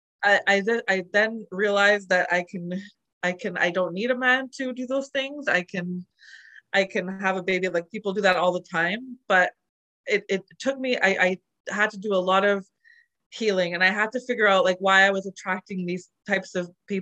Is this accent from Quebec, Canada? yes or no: yes; Montreal, Quebec, Canada; moved away as an adult; also born or lived in Calgary; I'm originally from Montreal, but I was in Calgary just trying to live my life